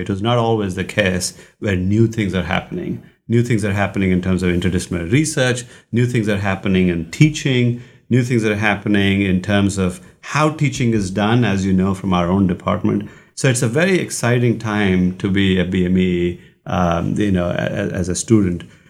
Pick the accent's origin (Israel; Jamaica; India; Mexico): India; moved away; I grew up in India